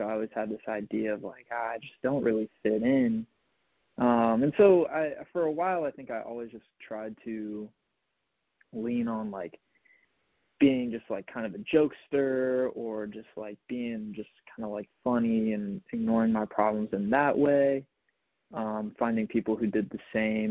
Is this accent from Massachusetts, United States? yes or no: no; Richmond, Virginia, United States; So I'm from Richmond, Virginia